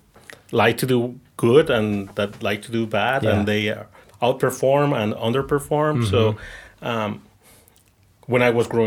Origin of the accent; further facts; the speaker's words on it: southern Mexico, Mexico; moved away as an adult; also born or lived in Germany; now in United States; growing up and in the south of Mexico